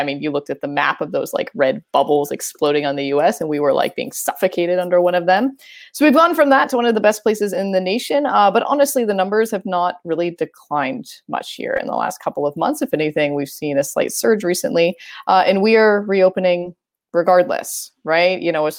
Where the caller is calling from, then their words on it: Hoboken, New Jersey, United States; So I am calling in from Hoboken, New Jersey, where Teresa teaches. It's where I live.